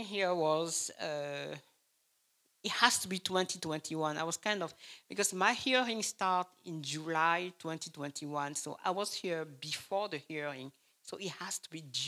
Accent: Cameroon; English is a second language; moved away as an adult; also born or lived in East Lansing, United States; now in Lansing, United States; I'm from Cameroon, and Cameroon is in Africa

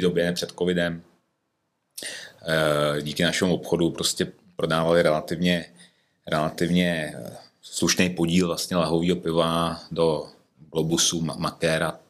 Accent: Ústí nad Labem, Ústí nad Labem Region, Czechia; also born or lived in Prague / Děčín; now in Krásná Lípa, Czechia; Já jsem původně vlastně ze severních Čech, přímo eh, rodák z Ústí

